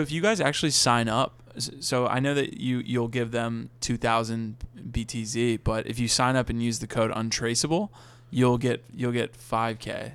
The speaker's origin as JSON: {"language": "English", "region": "Virginia", "country": "United States", "said": "I'm from Virginia"}